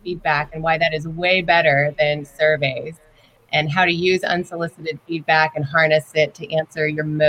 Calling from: Indianapolis, Indiana, United States; From Indianapolis, Indiana.

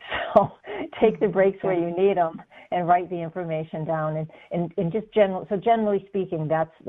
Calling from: Texas, United States; I'm calling from Texas.

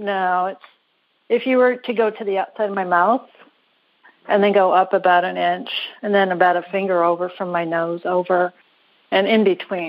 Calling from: Carlsbad, California, United States; I'm calling from Carlsbad, California.

